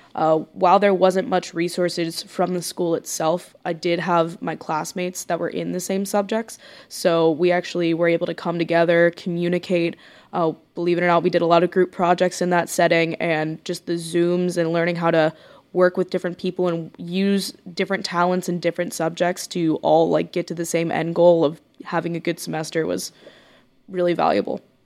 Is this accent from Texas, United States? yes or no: yes; Corpus Christi, Texas, United States; I'm from Corpus Christi, Texas